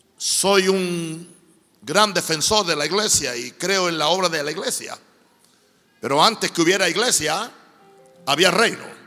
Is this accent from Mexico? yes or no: no; Puerto Rico; also born or lived in United States; now in Panama; Yo soy un cristiano gringo, puertorriqueño, pero yo pongo el reino de Dios por encima de mi cultura boricua o mi cultura norteamericana